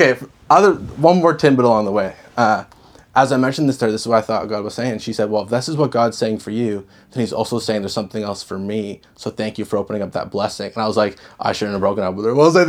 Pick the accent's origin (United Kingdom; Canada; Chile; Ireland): Canada; Dartmouth, Nova Scotia; moved away as an adult; also born or lived in Halifax; now in Moncton, Canada; I grew up in Dartmouth. I lived in Halifax my whole life in the area